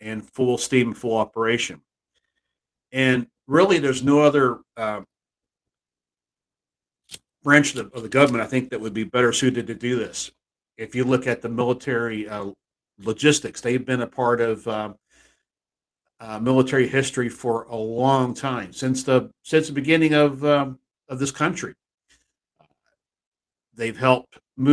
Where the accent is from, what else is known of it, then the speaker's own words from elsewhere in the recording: Texas, United States; moved away; my hometown back in Texas